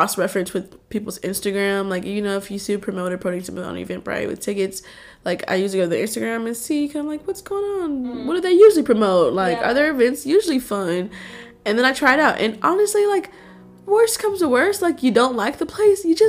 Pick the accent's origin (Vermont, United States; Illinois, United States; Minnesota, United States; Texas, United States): Texas, United States; Houston; I grew up in Houston